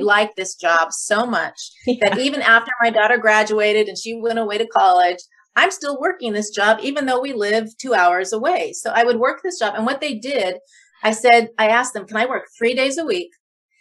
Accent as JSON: {"language": "English", "town": "Eugene", "region": "Oregon", "country": "United States", "tie": "born or raised there", "also_born_or_lived": "Loma Linda / Portland", "moved": "as an adult", "said": "I got a job in Eugene, in my hometown area"}